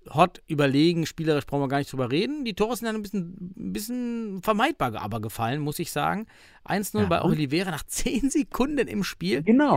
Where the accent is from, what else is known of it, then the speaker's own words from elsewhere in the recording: Suhl, Thuringia, Germany; Aus meiner Heimatstadt Suhl